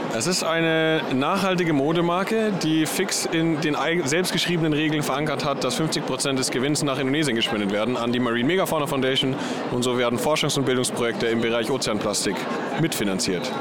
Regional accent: Munich, Bavaria, Germany; ich komme aus München

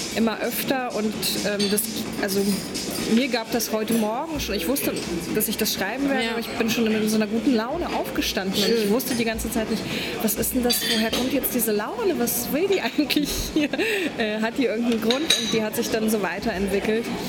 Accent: Poland; now in Berlin, Germany; Ich bin ursprünglich Polin

